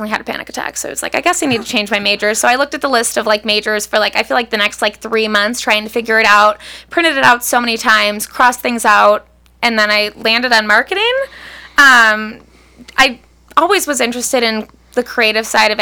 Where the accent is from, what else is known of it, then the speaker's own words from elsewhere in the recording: Bedford, Ohio, United States; also born or lived in Valley View, Ohio / Kent, Ohio / Lakewood, Ohio; I grew up in Bedford, and then when I was in high school, we moved to Valley View